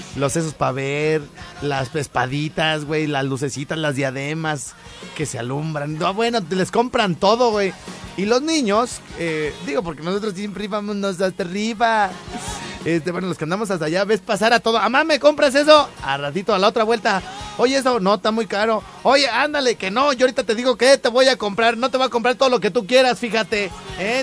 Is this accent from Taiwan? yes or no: no; Mexico; A pesar de haber eh, nacido en provincia